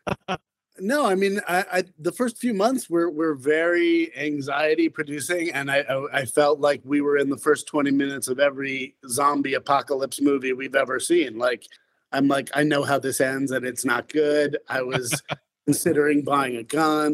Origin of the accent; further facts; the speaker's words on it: Salt Lake City, Utah, United States; moved away as an adult; now in Philadelphia, United States; I grew up in Utah, actually, in Salt Lake